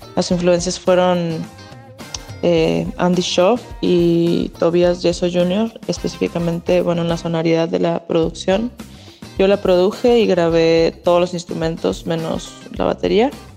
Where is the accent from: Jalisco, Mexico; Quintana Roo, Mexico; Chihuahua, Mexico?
Chihuahua, Mexico; Yo soy de Chihuahua